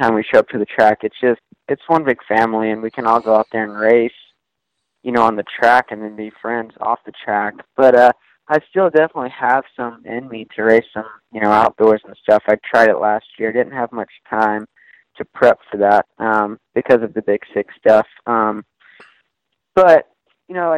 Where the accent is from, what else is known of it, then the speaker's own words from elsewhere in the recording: Georgia, United States; I grew up in Georgia